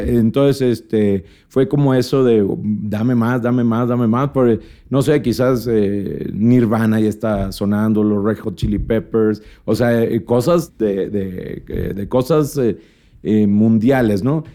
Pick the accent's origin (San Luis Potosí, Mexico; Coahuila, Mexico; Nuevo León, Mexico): Nuevo León, Mexico; Monterrey; also born or lived in Mexico City; somos de Monterrey